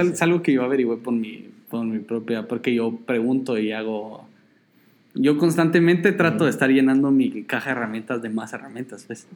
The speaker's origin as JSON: {"language": "Spanish", "country": "Guatemala", "said": "soy Chapín y ahí usamos el sistema métrico"}